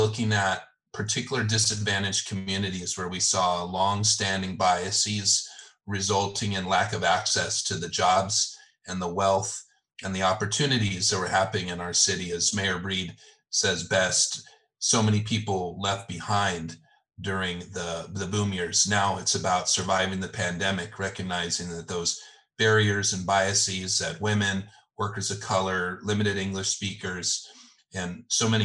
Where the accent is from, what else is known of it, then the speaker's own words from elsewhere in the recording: Los Angeles, California, United States; I grew up in the San Fernando Valley, just on the other side of the mountains there